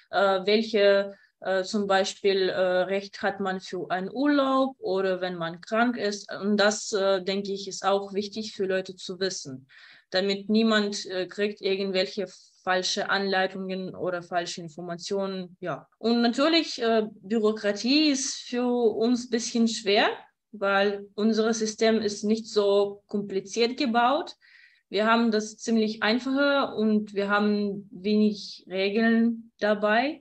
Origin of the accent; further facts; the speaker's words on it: Kyiv, Ukraine; German is a second language; moved away as an adult; now in Ludwigslust, Germany; Also ich komme aus der Ukraine, aus Kiew und ich bin 23 Jahre alt. Und zufälligerweise bin ich äh, nach Mecklenburg-Vorpommern gekommen äh, und wohne in Ludwigslust.